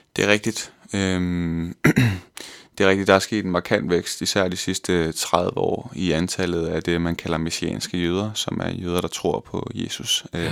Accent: West Jutland, Central Denmark Region, Denmark; moved away as an adult; also born or lived in Vejle; now in Copenhagen, Denmark; jeg er fra Vestjylland, fra en lille by, der hedder Jannerlund, ja. øh, hvor jeg boede indtil jeg var 20 år gammel

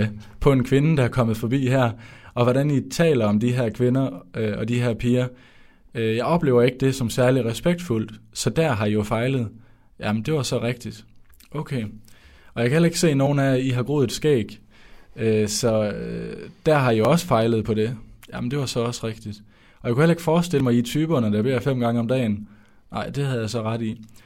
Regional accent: Skjern, Central Denmark Region, Denmark; moved away as an adult; now in Odense, Denmark; jeg kommer fra Skjern i Vestjylland. Øh, men nu bor jeg i Volsmose i Odense, og det har jeg gjort i tre år

